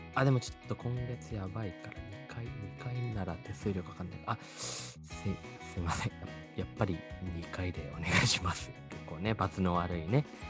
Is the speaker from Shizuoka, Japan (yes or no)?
yes; Shizuoka, Japan; moved away; 静岡県民ですね、あの、私たちとか、僕たち